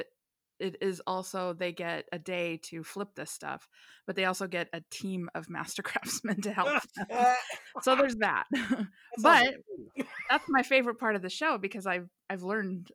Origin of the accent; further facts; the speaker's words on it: United States; because we're American